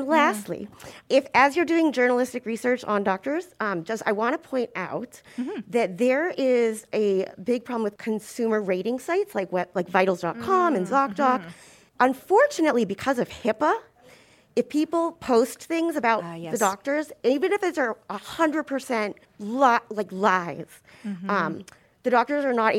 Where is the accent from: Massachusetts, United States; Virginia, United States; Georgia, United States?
Massachusetts, United States; Boston; And, I'm from Boston.